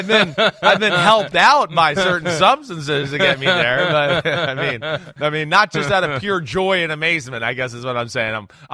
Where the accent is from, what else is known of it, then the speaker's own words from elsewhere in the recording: Northeast, United States; growing up in the Northeast and, you know, just you don't hear country music on the radio or anything like that, you know, as you grow up here.